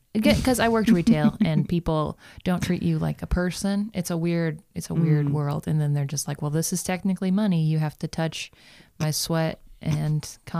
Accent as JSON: {"language": "English", "town": "Boston", "region": "Massachusetts", "country": "United States", "tie": "born or raised there", "also_born_or_lived": "Kentucky / Portland, Oregon", "moved": "as an adult", "lives_now": "Los Angeles, United States", "said": "So I was born in Kentucky. I grew up in Boston. Went to college in Portland, Oregon."}